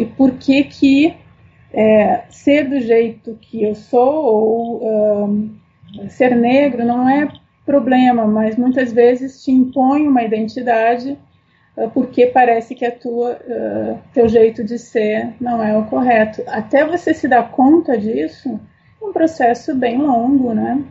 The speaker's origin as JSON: {"language": "Portuguese", "town": "Porto Alegre", "region": "Rio Grande do Sul", "country": "Brazil", "tie": "born or raised there", "said": "eu sou gaúcha, então minha, toda a minha formação e, e é, é, me criei em Porto Alegre"}